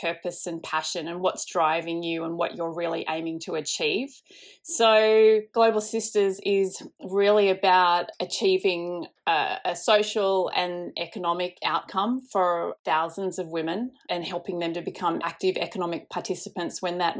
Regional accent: Indonesia; I grew up in Indonesia, so I think I've just grown up with an interest in social causes

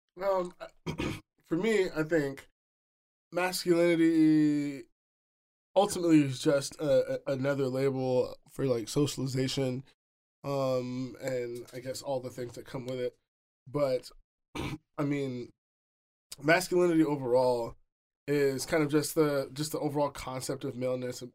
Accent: New York City, New York, United States; now in Seattle, United States; I'm from the Bronx, you know. I was, I was born in New York City proper

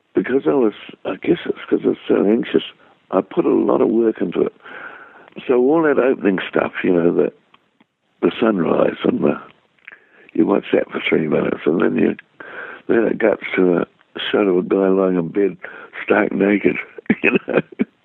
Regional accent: New Zealand; accent: Kiwi; my Kiwi accent.

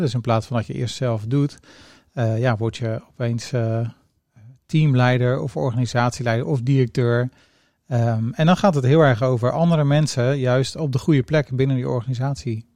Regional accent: Rotterdam, South Holland, Netherlands; also born or lived in Zeeland; Ik ben geboren in Zeeland, groot geworden in Rotterdam

